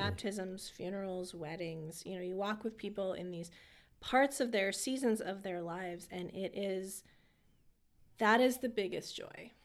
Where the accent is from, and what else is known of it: California, United States; moved away as an adult; also born or lived in Harrisburg area, Pennsylvania; now in Lebanon, United States